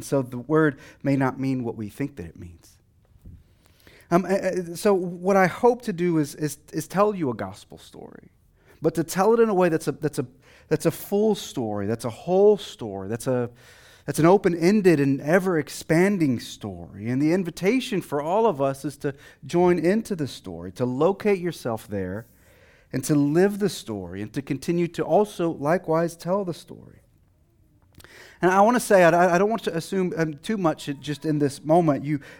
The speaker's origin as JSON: {"language": "English", "region": "Texas", "country": "United States", "said": "I'm originally from Texas, and sometimes that accent comes out, sometimes it doesn't."}